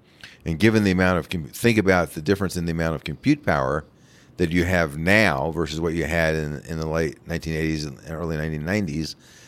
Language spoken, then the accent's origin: English; New York, United States; now in Littleton, United States; I grew up just outside of New York City.